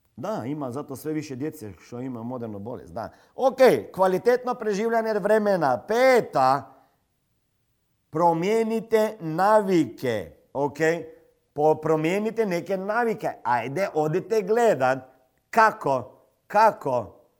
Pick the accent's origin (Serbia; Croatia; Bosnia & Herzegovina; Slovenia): Slovenia; kod nas u Sloveniji